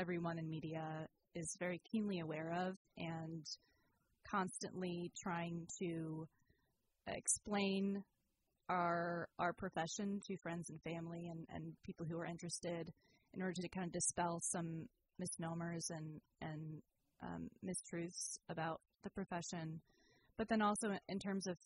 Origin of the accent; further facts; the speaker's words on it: Sacramento, California, United States; moved away as an adult; also born or lived in Santa Cruz; now in Petaluma, United States; I've been ping-ponging between Sacramento, my hometown, and Petaluma